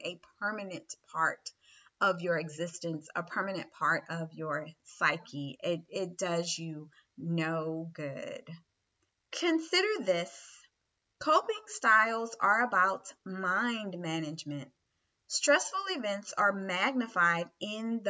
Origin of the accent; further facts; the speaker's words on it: the South, United States; I'm a Southerner.